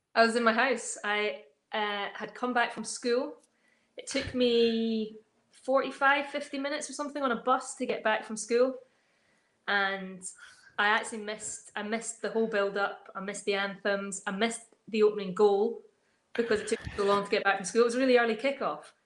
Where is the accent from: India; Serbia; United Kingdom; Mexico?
United Kingdom; Dunkeld, Scotland; I grew up in Dunkeld